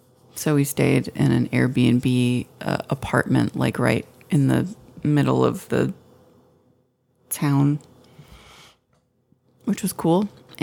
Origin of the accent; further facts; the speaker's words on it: St. Louis, Missouri, United States; We're from St. Louis